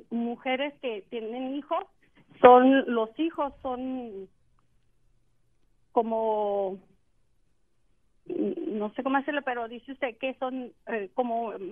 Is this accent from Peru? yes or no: no; Mexico; moved away as an adult; now in United States; yo también soy una mujer que me vine de México, dejé a mi, al padre, mis hijos, porque nunca fue un hombre que nos sacó adelante, luchó por nosotros. Yo me vine a Estados Unidos